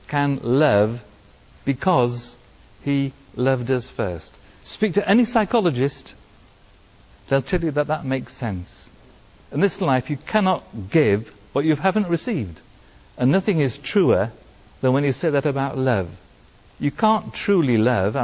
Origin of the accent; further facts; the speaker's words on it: Wales, United Kingdom; now in France; I'm Welsh in origin